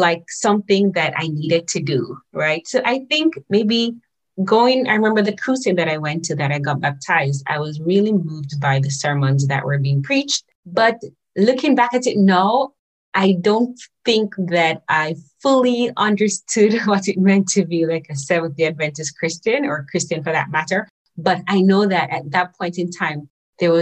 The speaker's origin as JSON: {"language": "English", "region": "Saint Catherine", "country": "Jamaica", "tie": "born or raised there", "also_born_or_lived": "St. Ann, Jamaica", "moved": "yes", "lives_now": "Japan", "said": "I was born in St. Anne. Maybe at about 4 or 5 years old or so, I moved, and my mom moved close to my aunt in St. Catherine"}